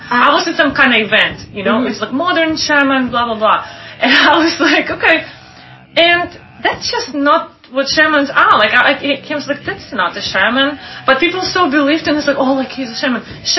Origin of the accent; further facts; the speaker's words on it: Irkutsk, Irkutsk Oblast, Russia; moved away; So I came from Siberia, right? From Irkutsk. It's a bigger city.